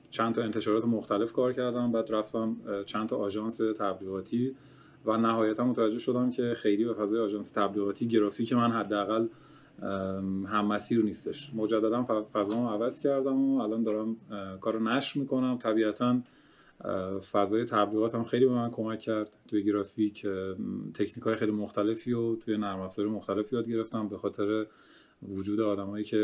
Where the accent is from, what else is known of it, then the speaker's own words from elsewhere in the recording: Kerman, Kerman Province, Iran; born there; حتما آره من متولد کرمانم توی خانواده بزرگ شدم که هنری بودن همه پدرم خوشنویس بود